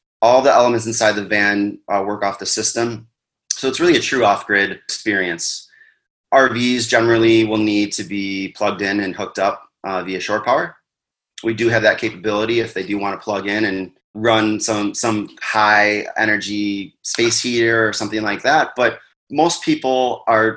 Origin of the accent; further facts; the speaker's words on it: Wisconsin, United States; now in Arizona, United States; We're originally from Wisconsin